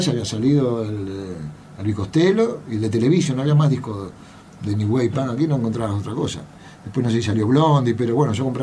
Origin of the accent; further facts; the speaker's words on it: Buenos Aires, Argentina; yo nací en Caballito